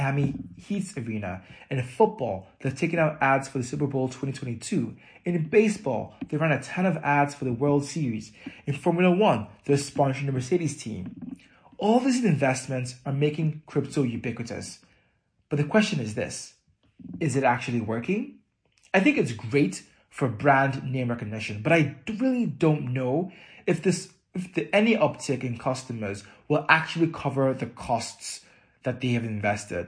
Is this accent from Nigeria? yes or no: yes; Nigeria; moved away; growing up in Nigeria